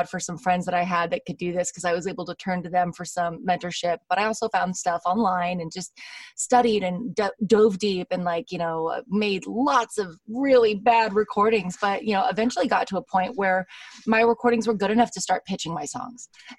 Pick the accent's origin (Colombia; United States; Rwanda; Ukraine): United States; Los Angeles, California; I am from Los Angeles, California.